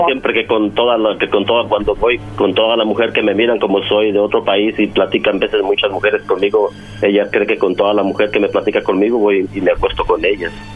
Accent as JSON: {"language": "Spanish", "country": "Mexico", "said": "yo soy de México"}